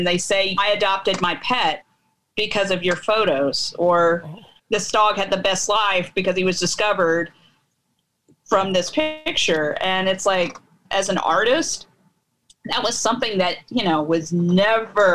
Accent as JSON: {"language": "English", "town": "Nashville", "region": "Tennessee", "country": "United States", "tie": "born or raised there", "moved": "as an adult", "lives_now": "Franklin, United States", "said": "I eventually moved back down to my hometown in Nashville"}